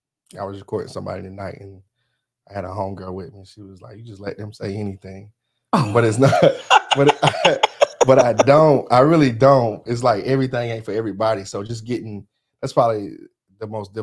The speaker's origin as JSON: {"language": "English", "town": "Kershaw", "region": "South Carolina", "country": "United States", "said": "I'm from Kershaw."}